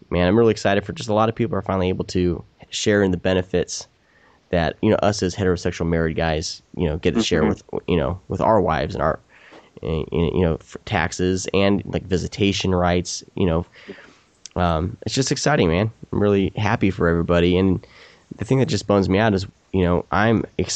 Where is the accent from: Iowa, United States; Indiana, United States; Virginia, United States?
Iowa, United States; moved away; I'm actually originally from Iowa